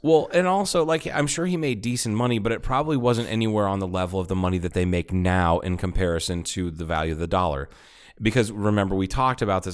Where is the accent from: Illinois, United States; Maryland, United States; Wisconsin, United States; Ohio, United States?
Ohio, United States; also born or lived in Tucson, Arizona; It was right after we moved from Tucson to Ohio